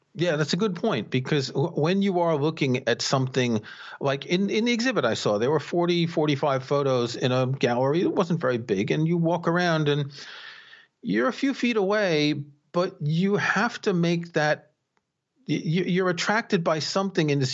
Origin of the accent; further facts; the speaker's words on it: New York City, New York, United States; I grew up in New York City